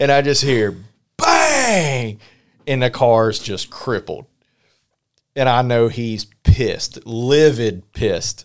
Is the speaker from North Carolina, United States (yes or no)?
yes; North Carolina, United States; growing up in North Carolina